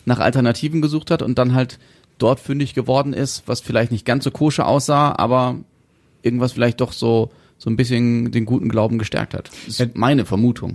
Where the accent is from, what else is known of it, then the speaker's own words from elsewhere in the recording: Germany; bei uns in Deutschland